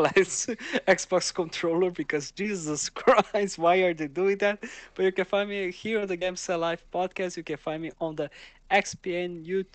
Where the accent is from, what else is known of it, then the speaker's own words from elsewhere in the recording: Brazil; Yeah, I am from Brazil.